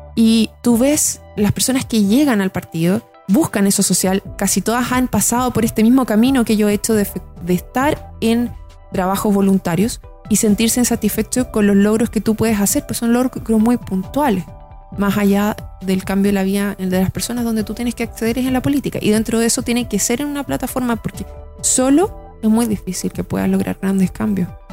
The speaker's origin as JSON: {"language": "Spanish", "town": "Santiago", "region": "Santiago Metropolitan Region", "country": "Chile", "tie": "born or raised there", "said": "yo soy de Santiago, estudié en un colegio en la Florida, hice toda mi primera enseñanza ahí"}